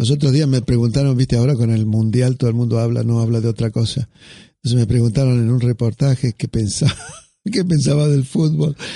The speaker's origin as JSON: {"language": "Spanish", "country": "Argentina", "said": "mire, discúlpeme, pero yo soy argentino y esto me hace acordar a un escritor, a Borges."}